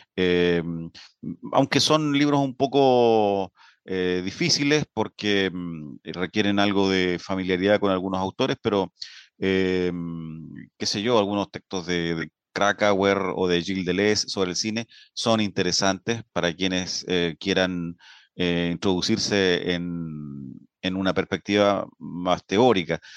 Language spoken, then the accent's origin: Spanish; Linares, Maule, Chile; moved away as an adult; now in Concepción, Chile; soy linarense, pero me siento penquista de adopción